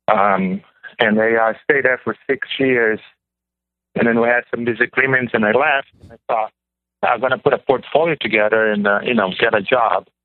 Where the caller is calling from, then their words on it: Pennsylvania, United States; Um, well, my area code is from Illinois, but I'm calling from Pennsylvania.